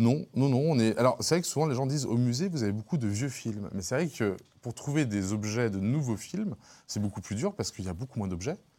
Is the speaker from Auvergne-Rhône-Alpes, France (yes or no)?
yes; Lyon, Auvergne-Rhône-Alpes, France; j'ai grandi à la Croix-Rousse